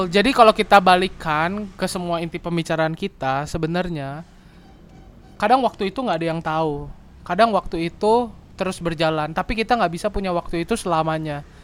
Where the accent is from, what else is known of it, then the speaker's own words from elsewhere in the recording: Bandung, West Java, Indonesia; ya enggak sih sebenarnya kita juga berdua dari Bandung dan kita bangga sih sama Bandung